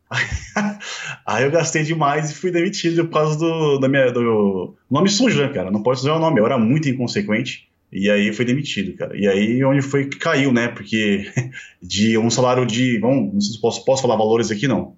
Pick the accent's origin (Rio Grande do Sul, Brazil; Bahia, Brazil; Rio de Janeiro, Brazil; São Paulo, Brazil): São Paulo, Brazil; São Bernardo do Campo; eu nasci em São Bernardo, né? Nasci em São Bernardo em 1985